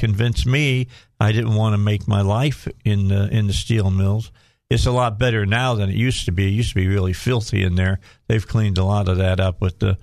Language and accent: English; the North, United States; I was raised in the North, but I was raised Southern.